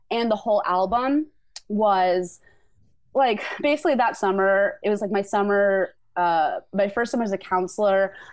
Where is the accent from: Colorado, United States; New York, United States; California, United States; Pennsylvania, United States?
California, United States; I'm from California